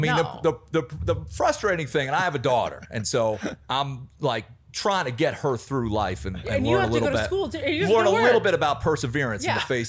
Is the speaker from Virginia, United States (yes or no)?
yes; Alexandria, Virginia, United States; So I grew up in Alexandria, Virginia, which is right outside DC. I was just sort of a DC kid.